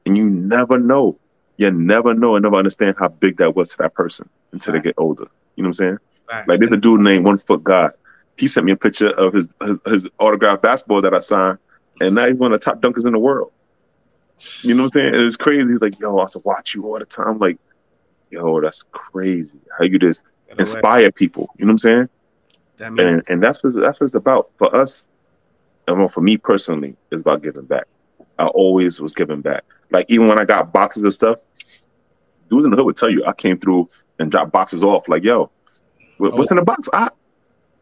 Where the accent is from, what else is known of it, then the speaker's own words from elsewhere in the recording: New York City, New York, United States; I'm a kid from Parkchester